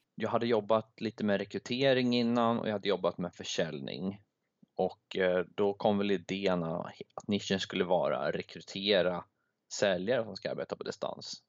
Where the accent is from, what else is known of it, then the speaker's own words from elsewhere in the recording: Sweden; moved away; jag är från Sverige